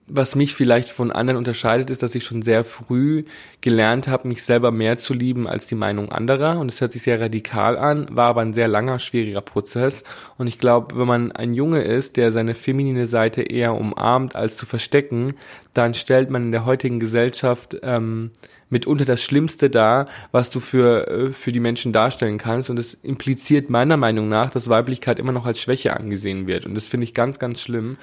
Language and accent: German; Bad Reichenhall, Bavaria, Germany; Ich komme aus Bad Reichenhall